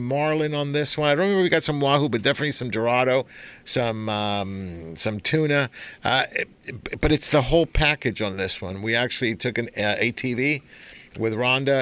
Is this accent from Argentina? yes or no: yes; Argentina; moved away; I was born in Argentina